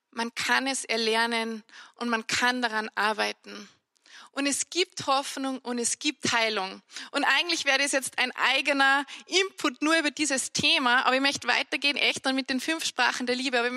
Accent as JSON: {"language": "German", "town": "Annaberg", "region": "Salzburg", "country": "Austria", "tie": "born or raised there", "accent": "Salzburg dialect", "first_language": "Salzburg dialect", "said": "bin im Tennengau bei uns aufgewachsen in Annaberg und ich muss sagen, ich habe nicht Hochdeutsch gelernt, deswegen fühle ich mich, wenn ich Hochdeutsch spreche, auch gar nicht so wohl und man hört das auch."}